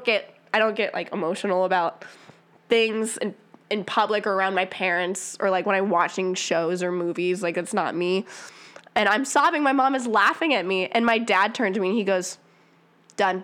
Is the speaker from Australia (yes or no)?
no; around Wright State, Ohio, United States; I grew up around Wright State